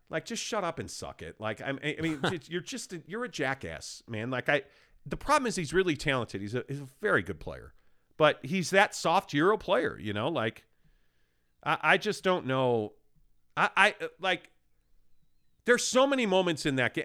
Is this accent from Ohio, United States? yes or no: no; Chicago, Illinois, United States; moved away; I was born and raised in Chicago